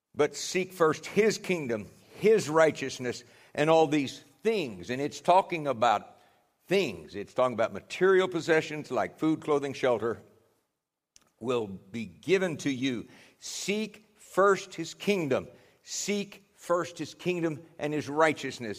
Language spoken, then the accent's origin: English; United States; those of us from the U S